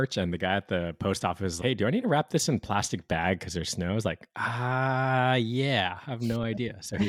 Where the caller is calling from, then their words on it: Hawaii, United States; I'm calling from Hawaii, man. It's like solid 24, 25 Celsius, 74, 75 Fahrenheit.